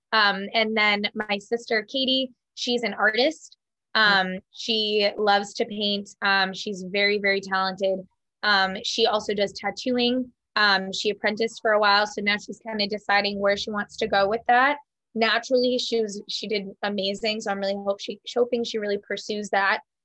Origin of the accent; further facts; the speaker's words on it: New Hampshire, United States; also born or lived in Fremont, New Hampshire; I'm from New Hampshire. Um, I grew up in New Hampshire.